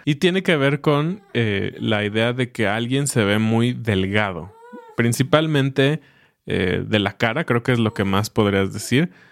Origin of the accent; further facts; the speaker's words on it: Mexico; como mexicanos